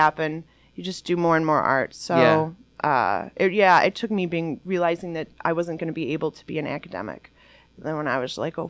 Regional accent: Detroit, Michigan, United States; I actually grew up here on Wayne State's campus.

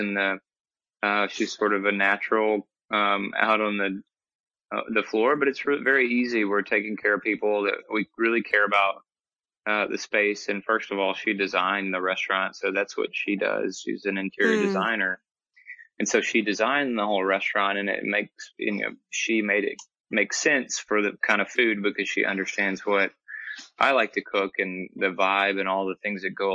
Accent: Alabama, United States; moved away as an adult; also born or lived in Atlanta, Georgia; We're both from Alabama, coming back home

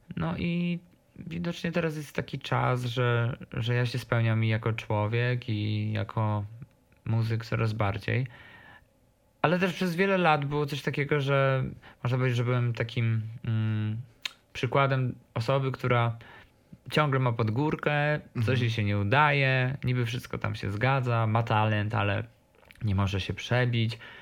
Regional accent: Podkarpacie, Rzeszów, Subcarpathian Voivodeship, Poland; now in Warsaw, Poland; jestem z małej miejscowości i z Podkarpacia i promuję ten region jak mogę

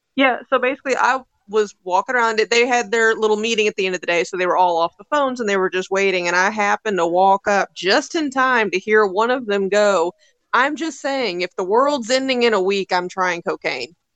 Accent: Louisville, Kentucky, United States; I am from Louisville

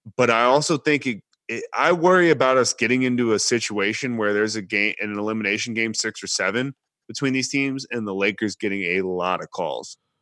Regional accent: Texas, United States; I'm from Texas

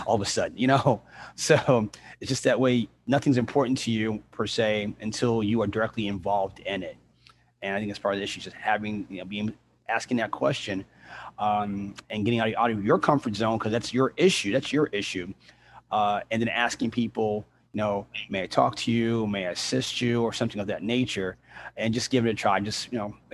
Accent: New York, United States; now in Savannah, United States; growing up in New York

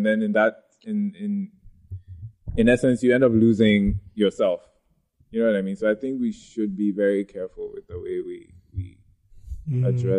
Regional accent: Ghana; wait, I'm still very much Ghanaian with whatever story I choose to tell.

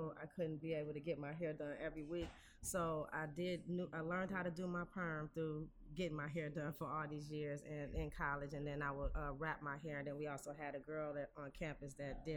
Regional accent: Detroit, Michigan, United States; I'm born and raised in Detroit

